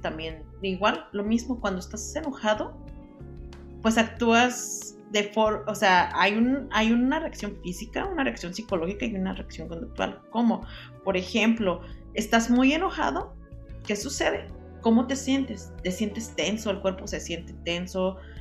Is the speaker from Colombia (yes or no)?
no; Mexico; nosotros como buenos mexicanos